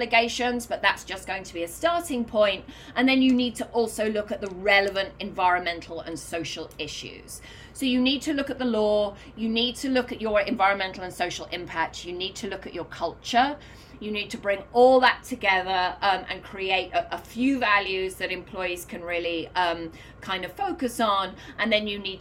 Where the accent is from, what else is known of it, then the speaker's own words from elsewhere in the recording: United Kingdom; now in New York, United States; I'm British